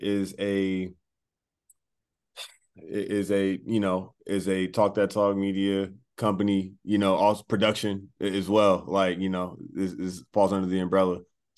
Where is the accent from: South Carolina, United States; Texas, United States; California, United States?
California, United States; Southern; we're both from SoCal.